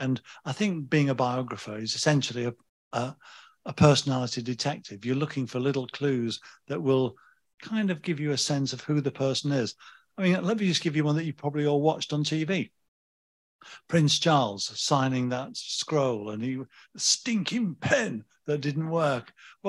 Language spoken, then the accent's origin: English; Leeds, Yorkshire and the Humber, United Kingdom; my hometown of Leeds, which is in the north of England.